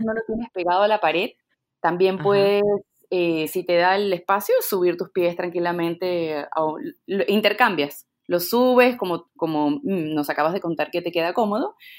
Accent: Venezuela; moved away as an adult; also born or lived in Peru; now in Lima, Peru; Nací en Perú, viví en Venezuela

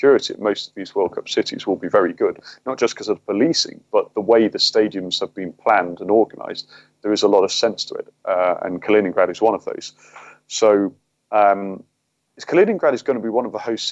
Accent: England, United Kingdom; I'm being English

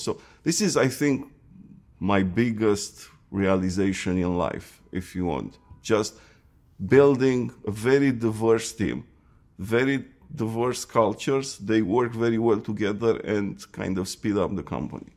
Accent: Romania; moved away as an adult; also born or lived in Seattle; I was born in Romania.

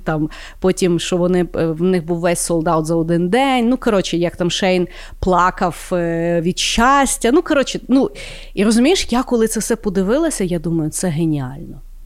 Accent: Ukraine; я з України

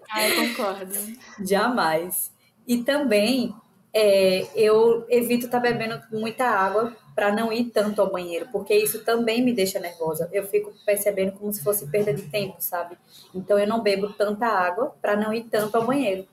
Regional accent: Aracaju, Sergipe, Brazil; sou de Aracaju, Sergipe.

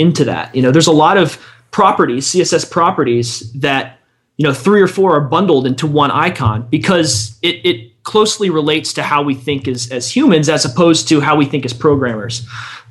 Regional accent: Williamsport, Pennsylvania, United States; also born or lived in Boston; now in Washington, D.C., United States; I'm from Central PA

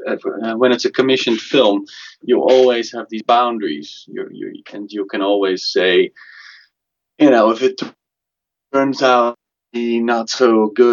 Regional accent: Amsterdam, North Holland, Netherlands; also born or lived in Belgium; I am from Amsterdam, and I studied in Belgium in a very sort of traditional school. And later, I moved back to Amsterdam

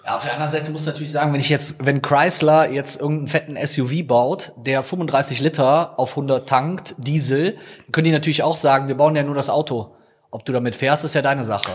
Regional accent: Rhineland, Germany; also born or lived in Viersen; bei uns im Rheinland

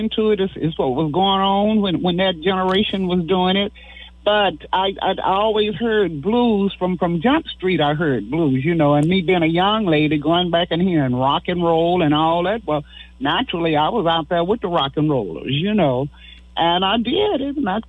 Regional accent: Houston, Texas, United States; I'm from Texas, right? Houston, Texas

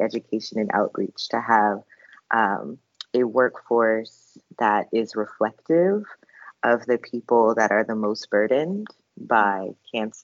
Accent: United States; I'm an American Black woman

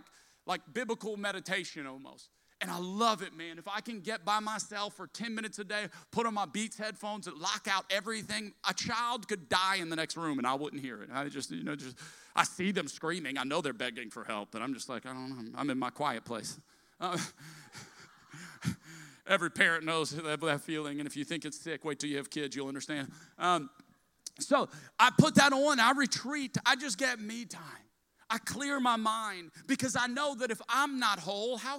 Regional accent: South Louisiana, United States; I'm a Cajun from South Louisiana

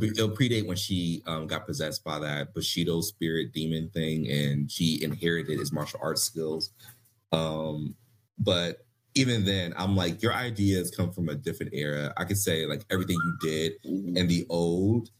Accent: Philadelphia, Pennsylvania, United States; I'm from Philly

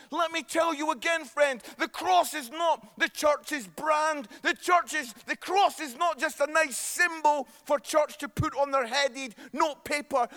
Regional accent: Scotland, United Kingdom; accent: Scottish; I am Scottish

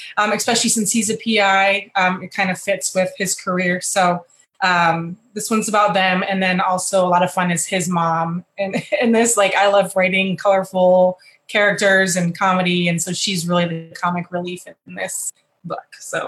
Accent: Michigan, United States; moved away as an adult; also born or lived in Texas; I'm originally from Michigan, but I also grew up a little bit in Texas and in Michigan. So my mother was military as well. So a little bit of both there. And then I left in 96 for the military

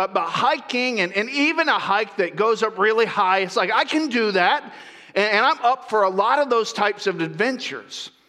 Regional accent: Central Florida, United States; moved away as an adult; now in Northern California, United States; I grew up in Central Florida

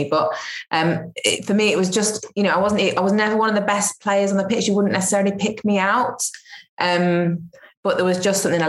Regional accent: Stockport, North West England, United Kingdom; also born or lived in Withington, Manchester; I was born in Withington in Manchester, and I grew up in Stockport, which is just south of Manchester

